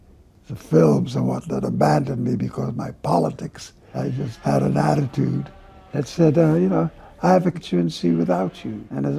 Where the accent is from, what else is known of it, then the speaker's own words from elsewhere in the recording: Jamaica; moved away; also born or lived in New York City; a place in which I grew up in Jamaica.